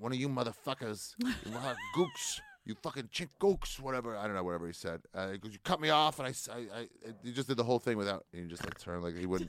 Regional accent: Maryland, United States; moved away; I grew up in Maryland.

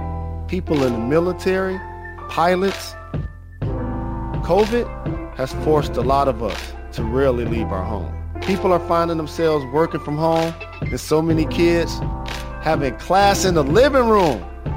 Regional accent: Detroit, Michigan, United States; also born or lived in Atlanta / New York; No doubt I have love for my hometown, Detroit, and other places I call home, Atlanta, New York

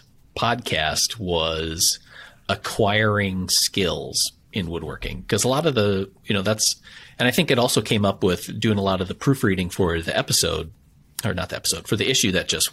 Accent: Wisconsin, United States; I'm from Wisconsin

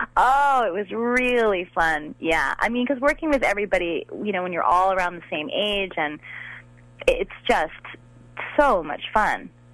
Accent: Long Island, New York, United States; I grew up on on Long Island in New York

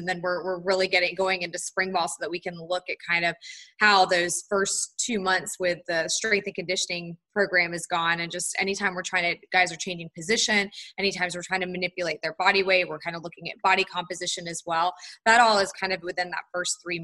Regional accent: Charlotte, North Carolina, United States; also born or lived in Tallahassee, Florida; I'm from Charlotte, North Carolina. So I grew up in North Carolina

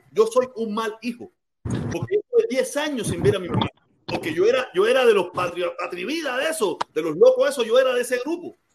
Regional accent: Cuba; moved away; Yo vine de Cuba siendo un loco atormentado, un loco atormentado.

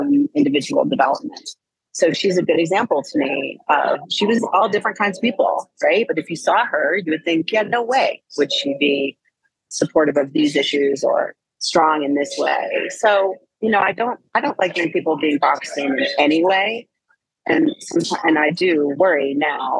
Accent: East Coast, United States; moved away as an adult; I come from the East Coast

